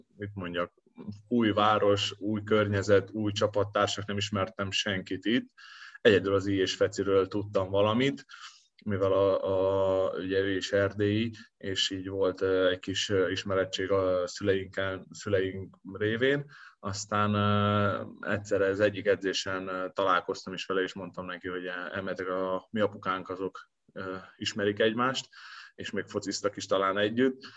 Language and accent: Hungarian; Szombathely, Vas, Hungary; now in Veszprém, Hungary; ott szombathelyen, ahol én születtem